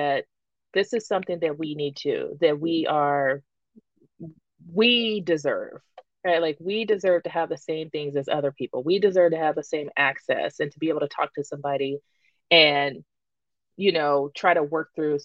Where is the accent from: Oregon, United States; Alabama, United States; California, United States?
California, United States; I'm from California